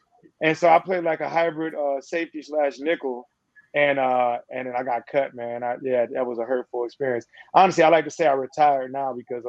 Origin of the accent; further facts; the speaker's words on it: Denver, Colorado, United States; I'm from Denver.